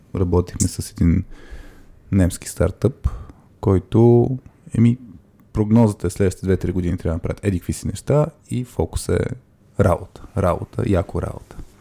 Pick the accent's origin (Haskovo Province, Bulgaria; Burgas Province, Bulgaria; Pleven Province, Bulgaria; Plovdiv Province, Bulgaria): Burgas Province, Bulgaria; Burgas; moved away; Аз съм от Бургас